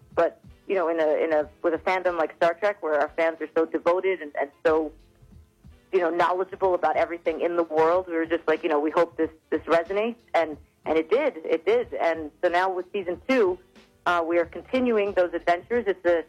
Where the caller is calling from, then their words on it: New York City, New York, United States; I am calling from Queens, New York.